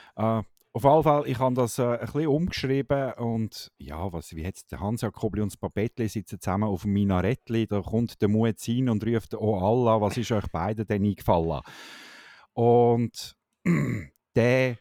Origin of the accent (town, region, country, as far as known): Switzerland